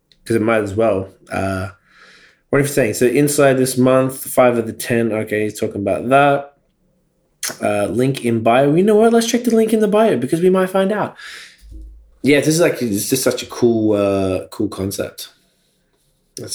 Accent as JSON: {"language": "English", "town": "Melbourne", "region": "Victoria", "country": "Australia", "moved": "yes", "lives_now": "Toronto, Canada", "said": "I'm from Melbourne, Australia"}